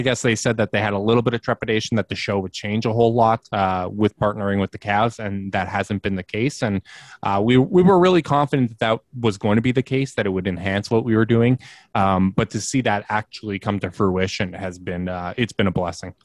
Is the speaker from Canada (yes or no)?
yes; Winnipeg, Manitoba, Canada; I'm from Winnipeg, uh, born and raised.